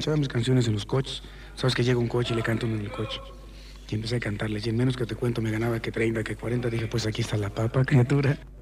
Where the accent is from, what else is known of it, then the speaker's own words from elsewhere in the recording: Tacubaya, Mexico City, Mexico; also born or lived in Nogales, Sonora; Me crié en todo el barrio de Tacubaya